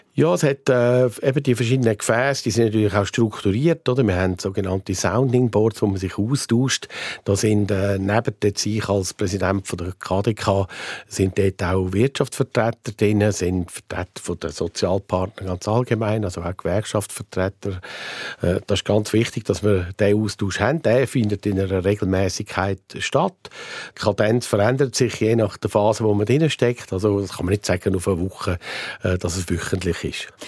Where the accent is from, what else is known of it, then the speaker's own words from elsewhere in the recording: Aargau, Switzerland; im Kanton Aargau, wo ich herkomme